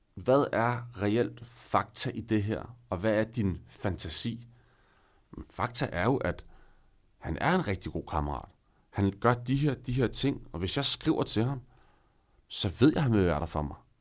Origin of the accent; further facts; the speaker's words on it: northern Denmark, Denmark; moved away as an adult; now in Copenhagen, Denmark; i byen op nordpå, hvor jeg er fra